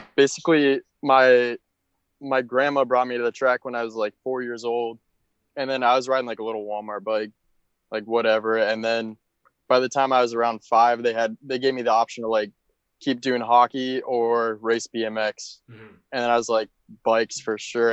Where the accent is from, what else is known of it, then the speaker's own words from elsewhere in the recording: Minneapolis, Minnesota, United States; now in Daytona, United States; I'm from Minneapolis, but I currently live in Daytona, Florida